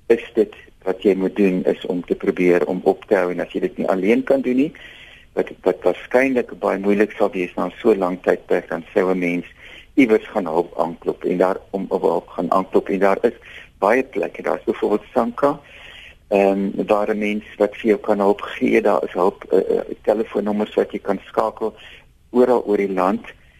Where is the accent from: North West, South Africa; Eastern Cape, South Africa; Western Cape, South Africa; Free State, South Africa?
Western Cape, South Africa; Robertson; ek kom van Robertson af